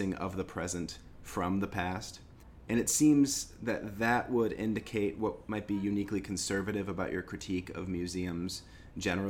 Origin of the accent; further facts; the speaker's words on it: Michigan, United States; I'm from Michigan